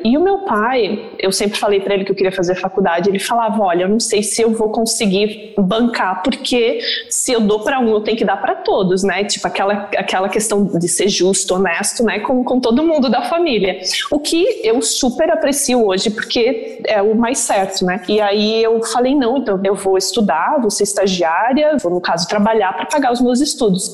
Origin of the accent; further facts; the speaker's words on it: Santa Catarina, Brazil; accent: southern; moved away as an adult; also born or lived in Virginia; now in New York, United States; Eu sou de Santa Catarina, como a Vivi falou. Nasci lá no interior, meus pais são, moram num sítio